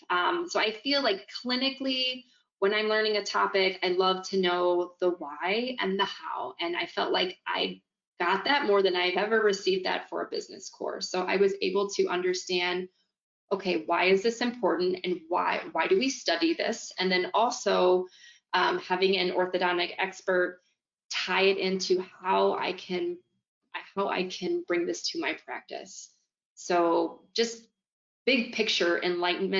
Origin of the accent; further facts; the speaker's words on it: just outside St. Louis, Missouri, United States; I have a small practice in my hometown community, which is, you know, just outside St. Louis, Missouri.